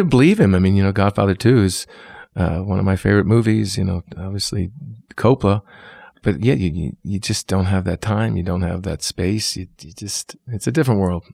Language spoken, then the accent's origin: English; New York, United States; moved away; also born or lived in New Orleans; growing up in New York